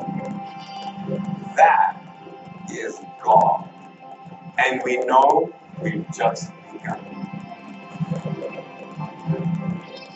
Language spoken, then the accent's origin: English; Melbourne, Victoria, Australia; I was born in Melbourne, Australia, 1982